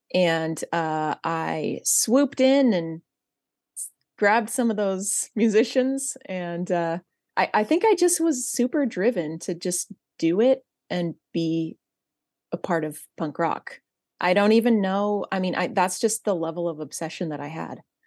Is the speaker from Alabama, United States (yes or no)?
no; Central California, United States; I grew up in Central California